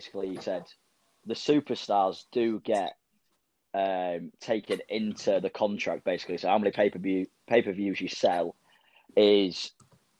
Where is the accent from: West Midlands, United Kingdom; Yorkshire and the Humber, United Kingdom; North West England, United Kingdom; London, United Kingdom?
Yorkshire and the Humber, United Kingdom; I am from East Yorkshire